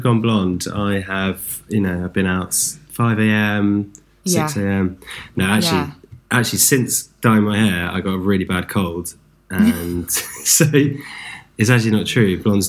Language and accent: English; London, United Kingdom; I was born in Hackney.